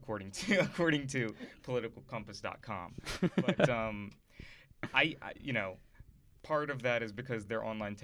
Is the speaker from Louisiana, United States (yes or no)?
yes; Kenner, Louisiana, United States; moved away as an adult; now in Washington, United States; I am from New Orleans, Louisiana. It's technically Kenner, Louisiana